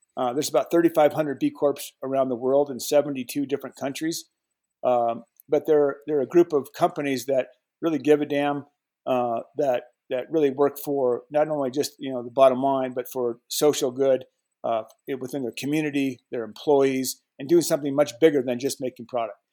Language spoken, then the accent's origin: English; Colorado, United States; I was born and raised in Colorado